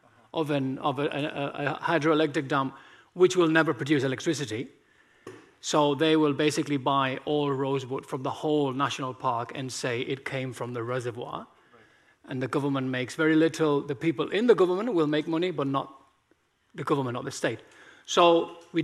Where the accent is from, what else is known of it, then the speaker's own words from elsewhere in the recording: Spain; English is a second language; also born or lived in Cambodia; now in Thailand; I was born in Spain